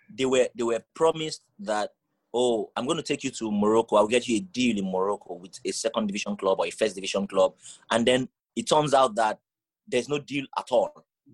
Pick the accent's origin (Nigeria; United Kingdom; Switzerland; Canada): Nigeria; moved away